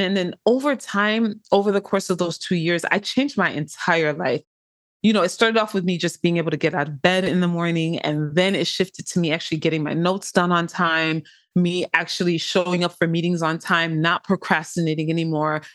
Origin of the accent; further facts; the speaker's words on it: Inglewood, California, United States; I am from Inglewood, California